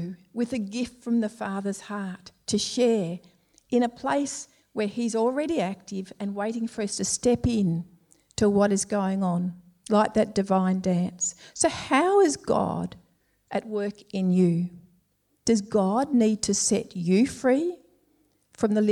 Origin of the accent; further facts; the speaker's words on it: Melbourne, Victoria, Australia; We were both Victorians, both from Melbourne. I was brought up in Templestowe